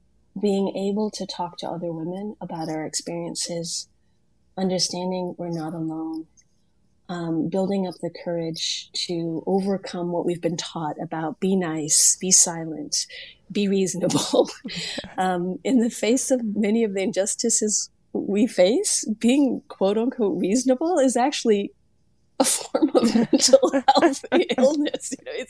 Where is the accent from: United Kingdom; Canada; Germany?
Germany; also born or lived in Korea / Italy / Kenya / Senegal; I grew up all over the world. I was born in Korea, raised in Germany and Italy. I lived in Kenya, Senegal, and South Africa as an adult